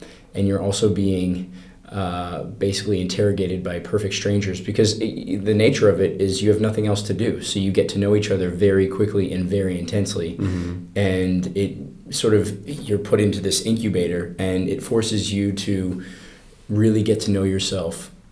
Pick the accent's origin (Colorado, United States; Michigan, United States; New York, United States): Colorado, United States; I grew up in Colorado